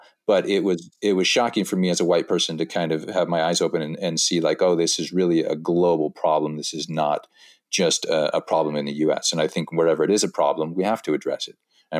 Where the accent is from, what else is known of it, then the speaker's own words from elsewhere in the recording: Wisconsin, United States; I grew up in Wisconsin, rural Wisconsin, primarily white community.